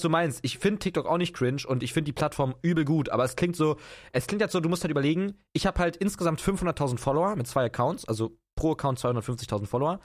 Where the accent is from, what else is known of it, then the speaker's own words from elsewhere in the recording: Potsdam, Brandenburg, Germany; ich komme aus Potsdam. Das ist in Brandenburg, das ist eine äh, geile Gegend. Ähm, da bin ich aufgewachsen